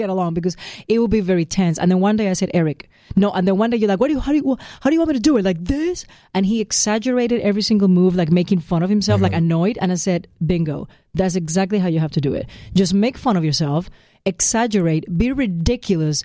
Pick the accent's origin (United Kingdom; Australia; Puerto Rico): Puerto Rico; born or raised there; moved away